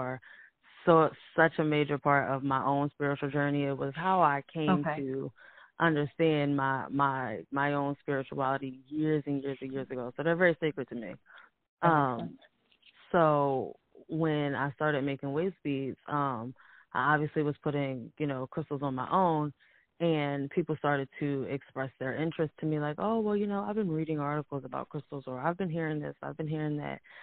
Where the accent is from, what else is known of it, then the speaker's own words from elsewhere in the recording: United States; we are here and we are Americans